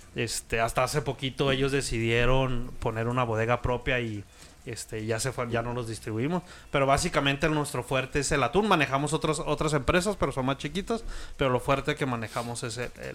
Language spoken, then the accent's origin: Spanish; Chihuahua, Mexico; Soy de Chihuahua